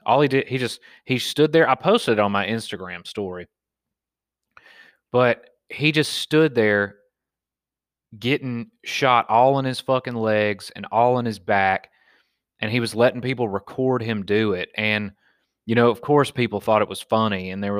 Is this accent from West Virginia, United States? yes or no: no; Pennsylvania, United States; man, I'm a fucking redneck. I'm from Pennsylvania, and I get shot in the back with paintballs, and I don't bitch out.